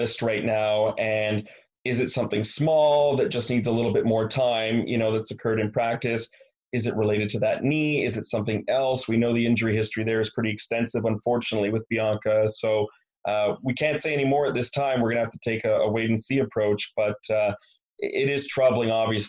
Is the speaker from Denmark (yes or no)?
no; Montreal, Quebec, Canada; being from Montreal